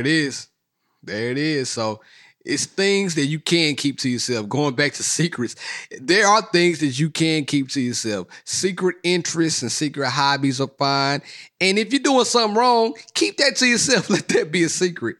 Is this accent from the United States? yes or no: yes; Mississippi, United States; moved away; I'm from Mississippi.